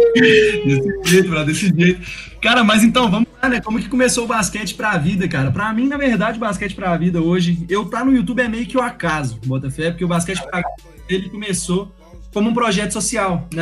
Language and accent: Portuguese; Belo Horizonte, Minas Gerais, Brazil; moved away as an adult; now in United States; eu cresci aqui no Minas